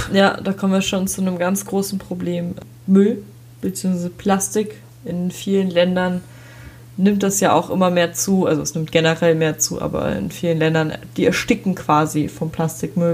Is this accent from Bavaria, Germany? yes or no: yes; Regensburg, Bavaria, Germany; bei uns in Regensburg